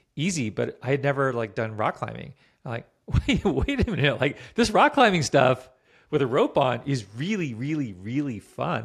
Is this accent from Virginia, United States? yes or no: yes; Virginia, United States; moved away; also born or lived in Vermont; I grew up in Virginia